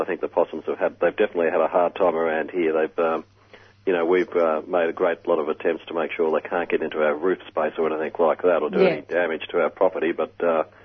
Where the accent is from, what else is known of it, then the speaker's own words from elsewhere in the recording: Bentleigh, Victoria, Australia; We had a lemon tree in our backyard growing up in the Bentley area